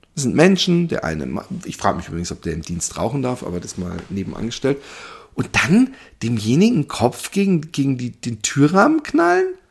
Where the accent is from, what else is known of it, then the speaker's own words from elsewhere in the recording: Germany; ich bin ja Deutscher